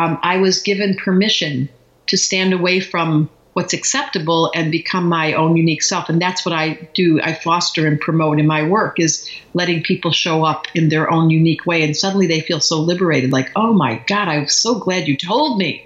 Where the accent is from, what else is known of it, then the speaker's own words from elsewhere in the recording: Detroit, Michigan, United States; We grew up in Detroit.